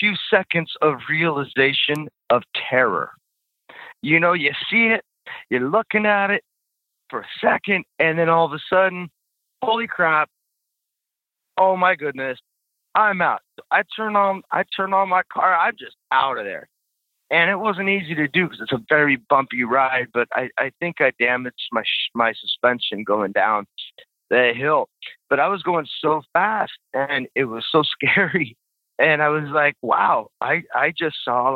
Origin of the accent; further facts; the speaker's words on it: California, United States; I'm from California, man.